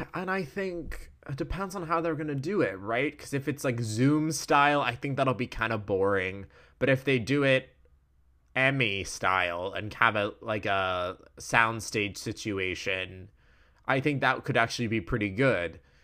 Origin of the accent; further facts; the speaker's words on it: Wales, United Kingdom; I'm Welsh